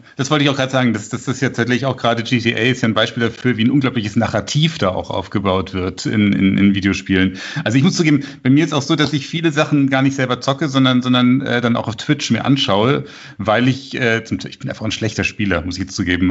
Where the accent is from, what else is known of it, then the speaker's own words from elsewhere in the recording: Munich, Bavaria, Germany; ich bin ja aus Giesing